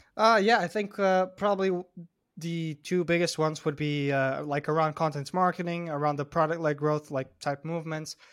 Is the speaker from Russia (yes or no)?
no; Porto, Norte, Portugal; I grew up in Porto, Portugal, which is, like, the second biggest city in Portugal.